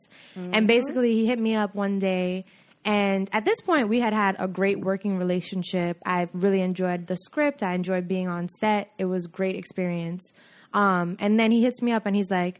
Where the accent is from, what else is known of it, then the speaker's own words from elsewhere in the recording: New York City, New York, United States; I grew up in Brooklyn